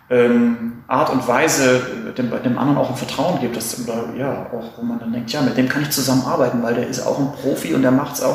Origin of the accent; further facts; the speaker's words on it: Hamburg, Germany; Ich komme aus Hamburg